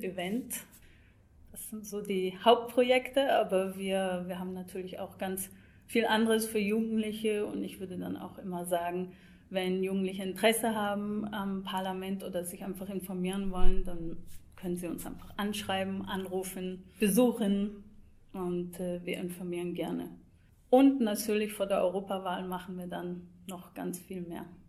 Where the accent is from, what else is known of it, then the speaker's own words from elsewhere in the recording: Scotland, United Kingdom; moved away; ich komme selbst aus Schottland